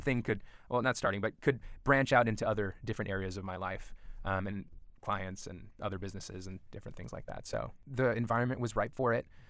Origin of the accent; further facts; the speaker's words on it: Southern California, United States; also born or lived in Los Angeles County / Orange County; growing up in Southern California, we, before we moved to Orange County in two thousand, we, you know, I was born in L A County